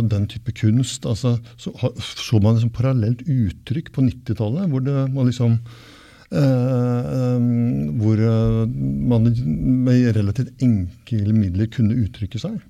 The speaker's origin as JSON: {"language": "Norwegian", "town": "Asker", "region": "Akershus", "country": "Norway", "tie": "born or raised there", "also_born_or_lived": "Bergen", "said": "jeg vokste opp delvis i Bergen og delvis i Asker utafor Oslo. Ja. Altså den Bergenstiden den høres jo ikke så godt, da. Jeg har flytta herfra da jeg var åtte."}